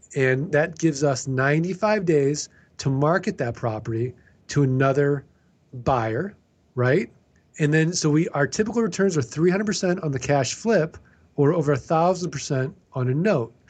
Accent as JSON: {"language": "English", "region": "Missouri", "country": "United States", "said": "I'm from Missouri. We're the show me state"}